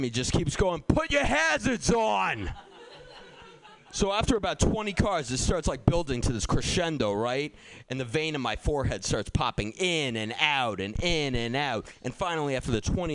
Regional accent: Boston, Massachusetts, United States; also born or lived in Somerville; I grew up in Boston

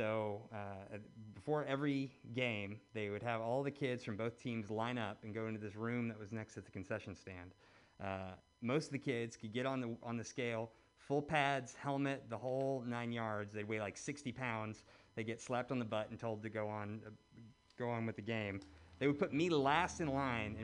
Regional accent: Birmingham, Alabama, United States; moved away; my hometown in Birmingham

